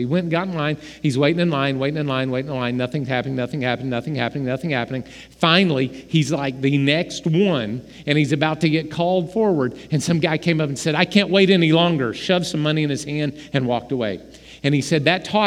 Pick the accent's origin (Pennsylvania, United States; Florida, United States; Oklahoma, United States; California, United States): Oklahoma, United States; We're from Oklahoma